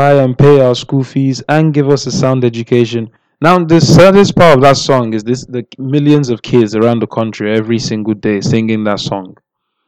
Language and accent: English; Nigeria; I'm Nigerian